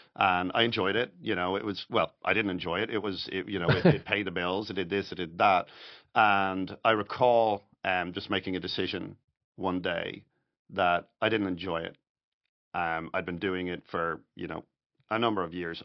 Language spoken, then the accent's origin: English; Dublin, Leinster, Ireland; moved away as an adult; also born or lived in New York; now in Florida, United States; I'm Irish, I'm from Dublin